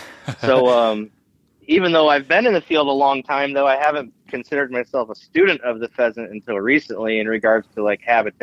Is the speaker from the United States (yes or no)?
yes; Iowa, United States; Yep. Been there my whole life and grew up pheasant hunting with my dad and brother and Uncle Mike mainly.